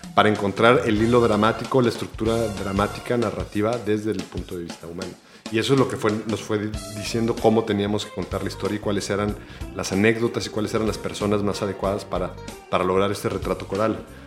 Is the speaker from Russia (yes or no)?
no; El Salvador; moved away as an adult; also born or lived in Mexico; yo, vine a vivir en El Salvador cuando tenía 11 años y me fui a México a estudiar en la universidad cuando tenía 20